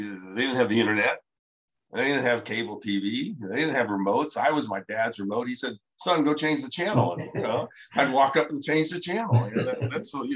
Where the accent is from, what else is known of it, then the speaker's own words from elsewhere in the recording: Ohio, United States; my brother Larry and I grew up in Ohio